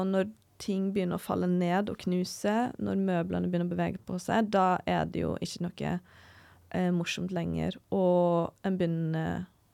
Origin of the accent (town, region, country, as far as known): Norway